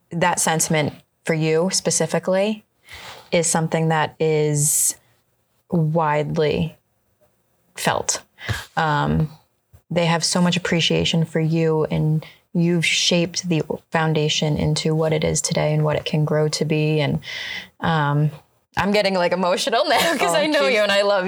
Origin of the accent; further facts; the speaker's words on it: New England, United States; I grew up in New England